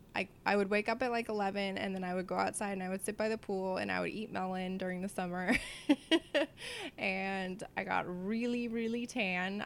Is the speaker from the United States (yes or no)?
yes; Vista, California, United States; I grew up in North San Diego in a small city called Vista.